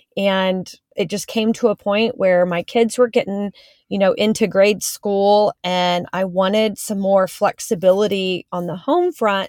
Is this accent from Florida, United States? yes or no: no; Houston, Texas, United States; I live in Houston, Texas, born and raised in Houston. I grew up on the north side of Houston